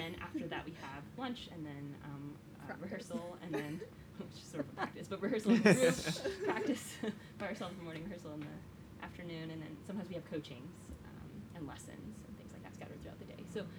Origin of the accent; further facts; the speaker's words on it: Oklahoma, United States; also born or lived in Ohio; I'm from Oklahoma, and also Ohio, and that's also very hot. So, yeah, this hill is a new experience for me.